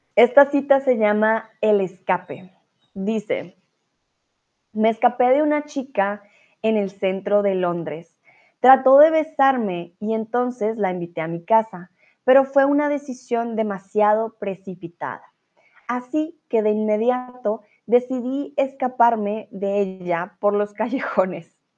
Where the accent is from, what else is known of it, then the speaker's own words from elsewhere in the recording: Colombia; now in Germany; soy colombiana y vivo en estos momentos en Alemania